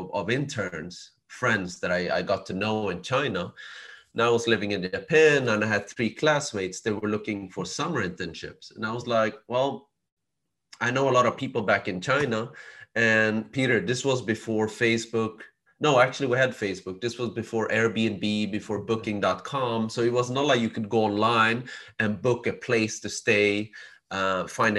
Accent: Sweden; I was born and raised in Sweden

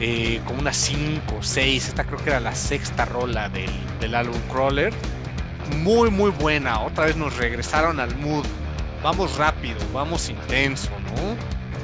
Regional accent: Mexico; Somos, somos querendones mexicanos

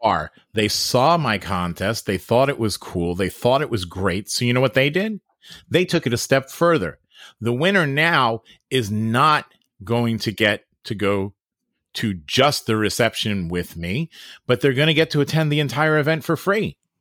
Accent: Long Island, New York, United States; I'm from Long Island

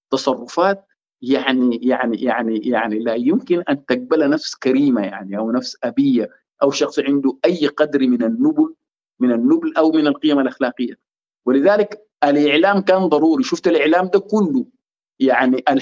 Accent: Sudan; نحن كسودانيين مهمومين ببلدنا نحن عايزين نطلع من سيطره العسكر مره والى الابد

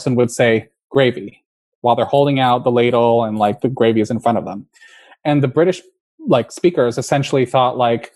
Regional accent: California, United States; I was raised in California

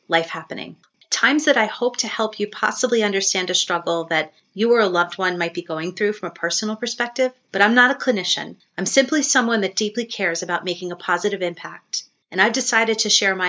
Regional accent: South Shore of Long Island, New York, United States; also born or lived in Baltimore, Maryland / Tampa, Florida; now in Connecticut, United States; I grew up on the South Shore of Long Island

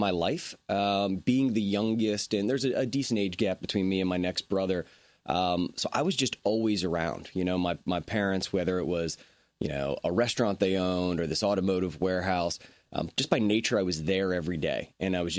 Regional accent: Tampa, Florida, United States; now in Charleston, United States; born and raised in Tampa, Florida

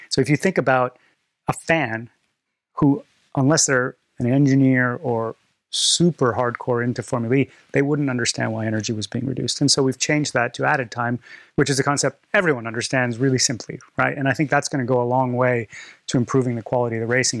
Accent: Canada; I'm Canadian

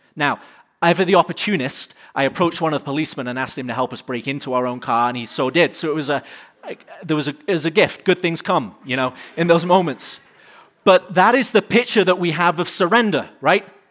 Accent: United Kingdom; now in United States; as a Brit

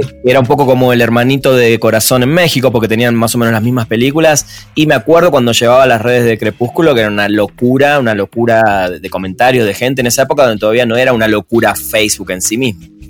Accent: Argentina; en Argentina decimos con el fútbol, decimos somos

